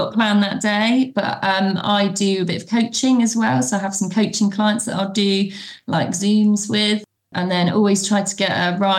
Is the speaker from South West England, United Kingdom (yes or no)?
yes; Bournemouth, South West England, United Kingdom; So we're from Bournemouth in the UK. I am 43.